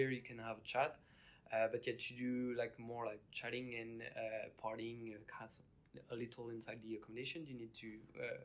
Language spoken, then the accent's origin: English; France; Uh, I'm from France. I'm 21 years old.